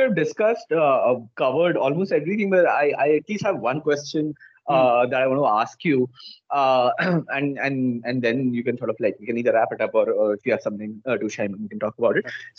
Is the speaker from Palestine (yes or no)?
no; Bihar, India; I'm from Bihar